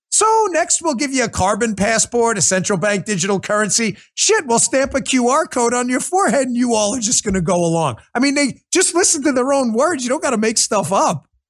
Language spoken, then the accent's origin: English; New York City, New York, United States; I grew up in Queens.